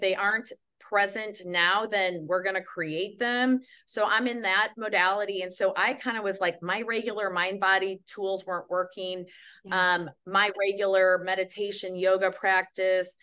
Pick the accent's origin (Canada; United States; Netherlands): United States; Midwest; I'm from the Midwest